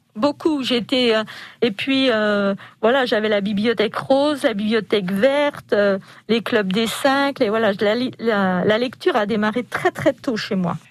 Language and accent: French; Dijon, Bourgogne-Franche-Comté, France; Moi, je me sens bourguignonne avant tout. Avant d'être française, je suis bourguignonne. Je suis jeunesse, je suis née à Dijon